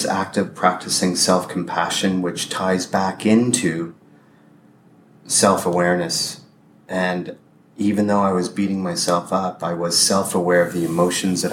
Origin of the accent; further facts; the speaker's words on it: Windsor, Ontario, Canada; moved away as an adult; We drove to my hometown, Windsor.